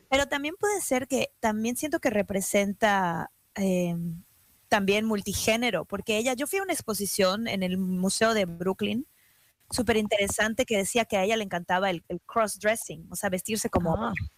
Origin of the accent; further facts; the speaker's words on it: Mexico; yo como mexicana